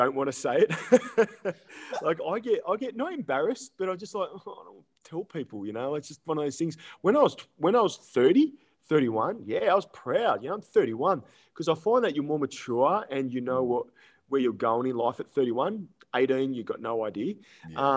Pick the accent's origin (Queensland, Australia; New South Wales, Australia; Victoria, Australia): New South Wales, Australia; Sydney; I'm originally from Sydney. I'm a Sydney boy.